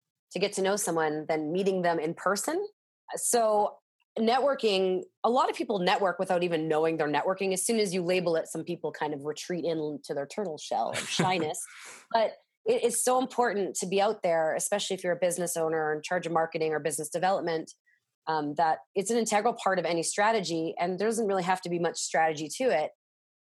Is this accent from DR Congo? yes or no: no; Winnipeg, Manitoba, Canada; I'm from Winnipeg, Manitoba, Canada.